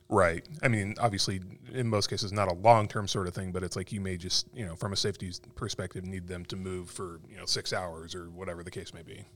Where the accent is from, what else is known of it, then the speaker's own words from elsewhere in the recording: Arizona, United States; moved away; growing up in Arizona